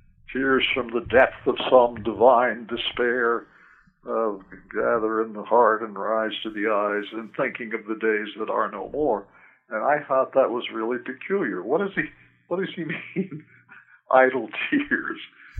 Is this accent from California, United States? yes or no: no; New York, United States; But I grew up mostly in the North. In upstate New York